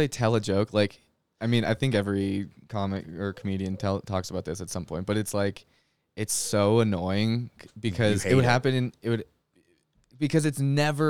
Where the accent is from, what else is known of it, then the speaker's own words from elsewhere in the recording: Winnipeg, Manitoba, Canada; now in Salt Lake City, United States; so I grew up in Canada